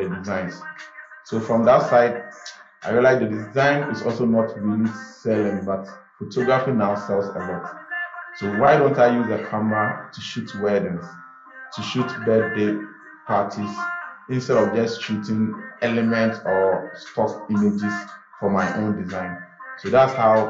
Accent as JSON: {"language": "English", "town": "Kasoa", "region": "Central Region", "country": "Ghana", "tie": "born or raised there", "said": "I'm from Kaswa. Who even have a laptop? We don't even have laptops in that community."}